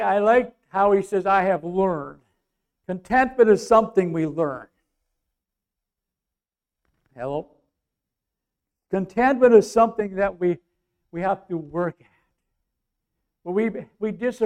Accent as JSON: {"language": "English", "area": "North Bacon", "region": "Minnesota", "country": "United States", "tie": "born or raised there", "said": "North Bacon, my hometown"}